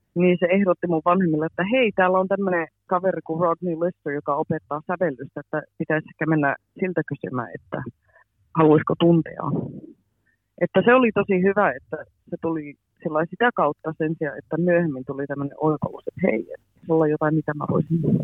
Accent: near Boston, Massachusetts, United States; moved away as an adult; also born or lived in Pälkäne, Finland / Helsinki area, Finland; now in London, United Kingdom; Mä oon lähinnä asunut tuolla Bostonin lähellä, mutta mä oon myös asunut tuolla Pälkäneellä, Tampereen lähellä

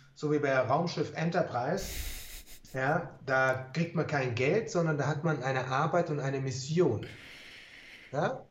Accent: Germany; bei uns in Deutschland

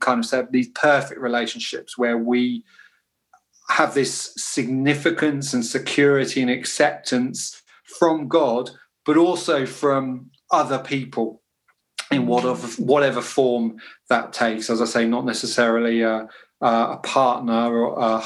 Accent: United Kingdom; being British

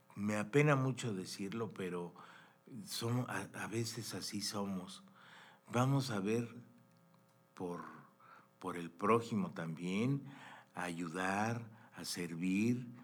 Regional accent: Mexico; nosotros, como mexicanos también, somos un país increíble

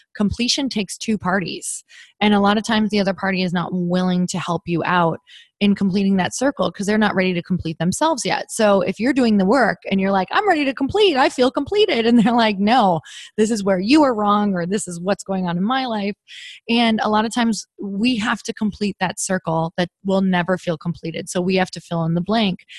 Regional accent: Midwest, United States; now in California, United States; I'm, I'm from the Midwest and I started building my tribe when I was from the Midwest.

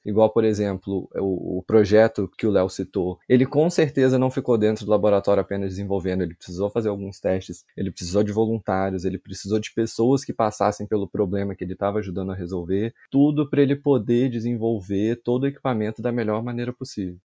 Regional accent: Barra Mansa, Rio de Janeiro, Brazil; Sou natural de uma cidade no interior do Rio, Barra Mansa.

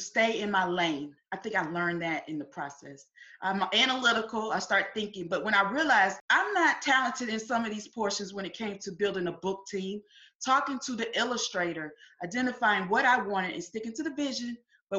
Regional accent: Winston-Salem, North Carolina, United States; now in Columbia, United States; I'm originally from Winston-Salem, North Carolina. I'm here in Columbia, South Carolina

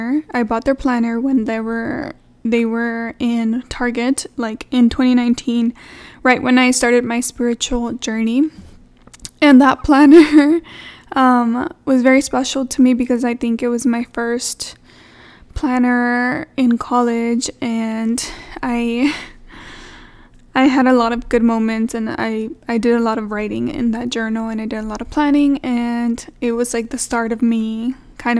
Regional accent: Texas, United States; I'm from Texas

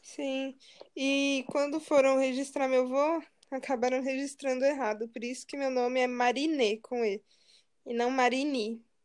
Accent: Brazil; eu sou bem brasileira mesmo

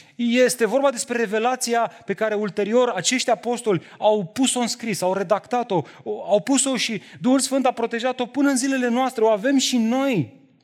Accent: Romania; Noi, românii, trăim într-o societate și într-o cultură religioasă

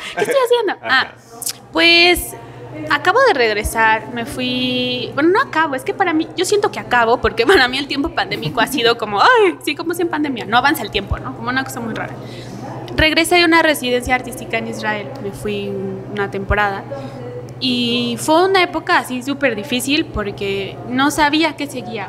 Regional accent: Tlaxcala, Mexico; yo estudiaba la secundaria, la prepa en Tlaxcala

